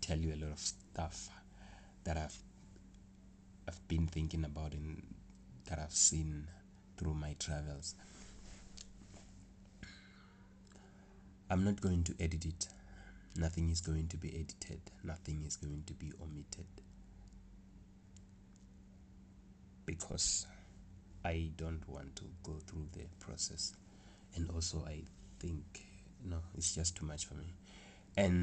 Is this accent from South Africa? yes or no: yes; South Africa; I'm from South Africa. I live here. I was born here.